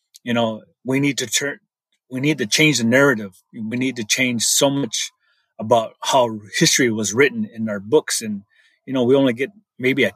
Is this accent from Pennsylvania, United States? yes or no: no; Meskwaki Settlement, central Iowa, United States; I come from the Meskwaki Nation. It's a community in central Iowa